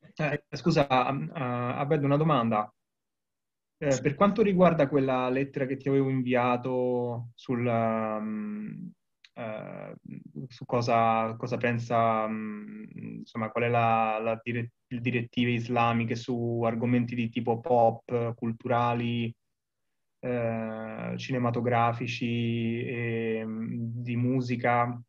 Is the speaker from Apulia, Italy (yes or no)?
no; Rome, Lazio, Italy; now in Naples, Italy; da romano